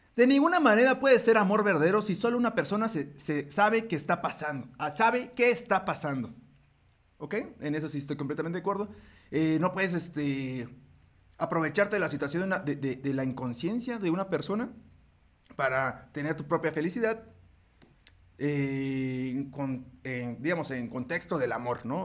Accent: Mexico; este orgullo que tenemos nosotros como mexicanos, yo soy mexicano

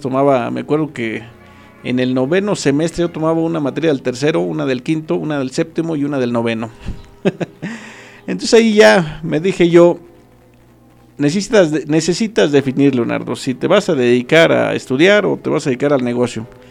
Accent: Acambay, State of Mexico, Mexico; also born or lived in Temascalcingo; yo soy originario de Santa María la Loma, ahí nazco, nazco un 6 de noviembre de 1981

